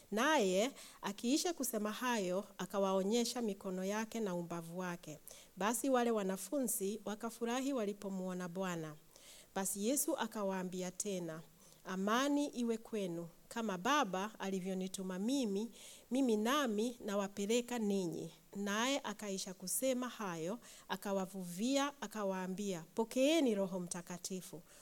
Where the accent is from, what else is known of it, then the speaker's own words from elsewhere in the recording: Kenya; moved away; ich komme aus Kenia und in Kenia, wir sprechen ganz viele Sprachen, aber eine davon ist Swahili.